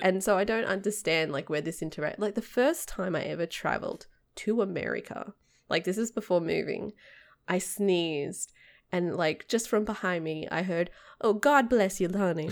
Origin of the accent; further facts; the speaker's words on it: Sydney, New South Wales, Australia; moved away as an adult; I'm from the suburbs. I'm closer to the mountains.